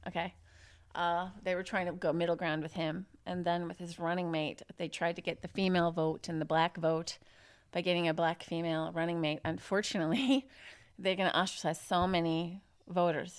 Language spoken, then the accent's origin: English; Illinois, United States; moved away; I'm actually from Illinois on the Mississippi River, small, conservative town